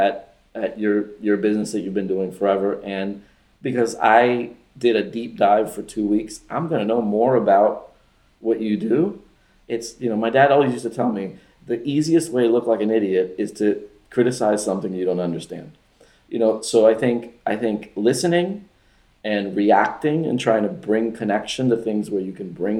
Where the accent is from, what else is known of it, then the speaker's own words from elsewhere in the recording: Miami, Florida, United States; also born or lived in Venezuela; I was born in Venezuela, but I moved to Miami when I was 7